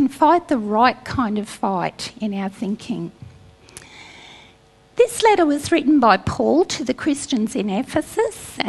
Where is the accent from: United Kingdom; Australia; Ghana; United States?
Australia; North Queensland; I grew up in North Queensland